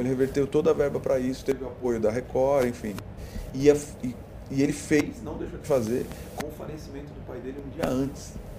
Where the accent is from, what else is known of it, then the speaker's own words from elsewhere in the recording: São Paulo, Brazil; Eu nasci em São Paulo.